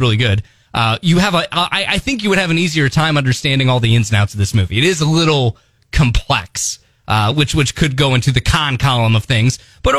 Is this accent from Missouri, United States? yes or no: yes; Ballwin, Missouri, United States; now in Mid-Missouri, United States; my hometown of Baldwin